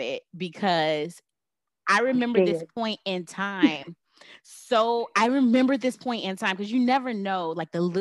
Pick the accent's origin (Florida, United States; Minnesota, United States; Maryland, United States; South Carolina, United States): Florida, United States; Miami; moved away as an adult; I was away from Miami